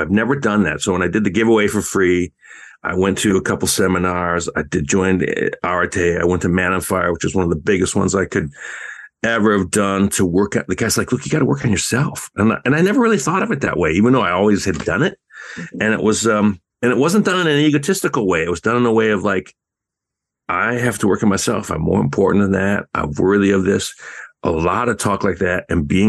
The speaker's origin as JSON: {"language": "English", "country": "Canada", "said": "I'm a, you know, I'm Canadian"}